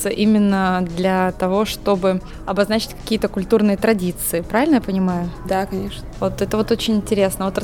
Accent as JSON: {"language": "Russian", "region": "Sakha Republic", "country": "Russia", "also_born_or_lived": "Yakutsk", "moved": "as an adult", "lives_now": "Novosibirsk, Russia", "said": "Я из Республики Саха-Якутия"}